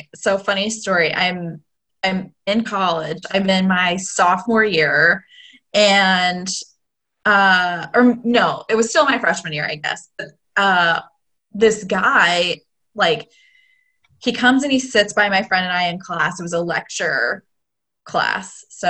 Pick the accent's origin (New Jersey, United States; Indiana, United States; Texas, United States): Indiana, United States; Evansville; I'm from Evansville